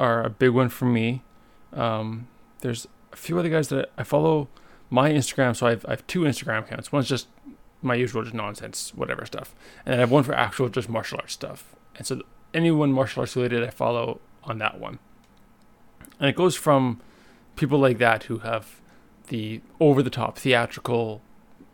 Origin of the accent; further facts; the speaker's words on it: Winnipeg, Manitoba, Canada; moved away as an adult; now in Montreal, Canada; Winnipeg because it's my hometown